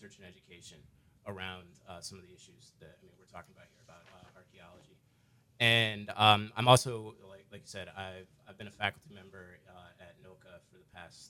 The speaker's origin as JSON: {"language": "English", "town": "Cleveland", "region": "Ohio", "country": "United States", "also_born_or_lived": "Namibia", "moved": "as an adult", "lives_now": "New Orleans, United States", "said": "I was originally from Cleveland, Ohio."}